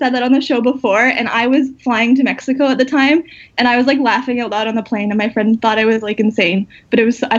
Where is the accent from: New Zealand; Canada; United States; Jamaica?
Canada; London, Ontario; I'm from Canada. I'm from the other London, Ontario.